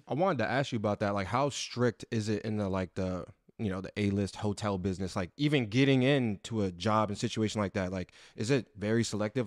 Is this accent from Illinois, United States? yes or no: no; Connecticut, United States; now in Los Angeles, United States; I'm from the East Coast, you know, just Jersey and being from the East Coast, being from Connecticut